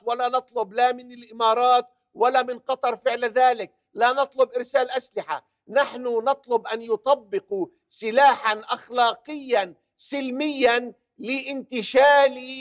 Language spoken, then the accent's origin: Arabic; Palestine; now in United Kingdom; أنا كعربي فلسطيني